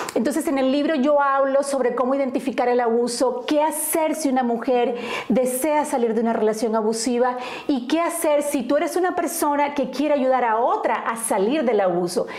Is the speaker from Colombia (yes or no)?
yes; Colombia; moved away as an adult; now in Indiana, United States; yo soy originaria de Colombia, eh, y estoy en el estado de Indiana, vivo en el estado de Indiana hace 20 años